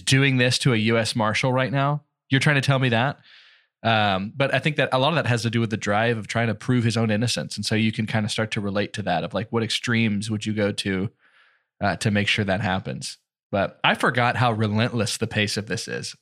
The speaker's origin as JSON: {"language": "English", "region": "Texas", "country": "United States", "said": "we are Texan"}